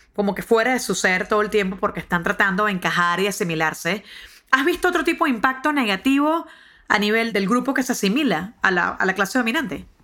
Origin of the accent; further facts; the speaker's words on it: Venezuela; now in United States; en mi país